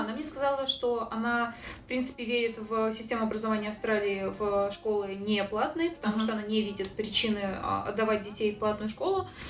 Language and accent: Russian; Saint Petersburg, Russia; moved away as an adult; now in Sydney, Australia; Я из Санкт-Петербурга, из России